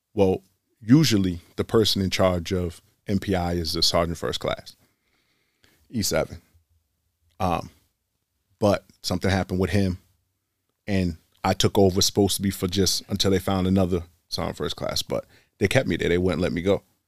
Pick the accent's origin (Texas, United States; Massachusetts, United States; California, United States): Massachusetts, United States; Boston; I'm born and raised in Boston.